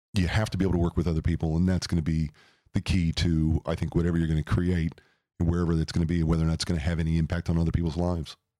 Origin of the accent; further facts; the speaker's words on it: St. Louis, Missouri, United States; moved away as an adult; now in Phoenix, United States; I grew up in Saint Louis, Missouri, which is the Midwest